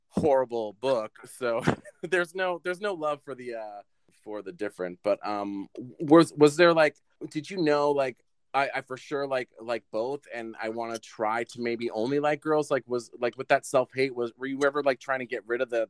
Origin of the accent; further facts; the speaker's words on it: Grafton, Massachusetts, United States; I'm from Grafton, Massachusetts.